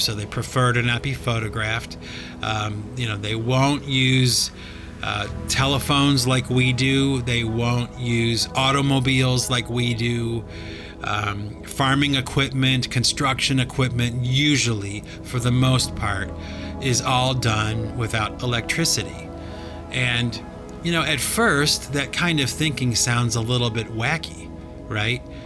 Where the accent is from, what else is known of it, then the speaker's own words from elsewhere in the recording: Cleveland, Ohio, United States; I grew up in Cleveland, Ohio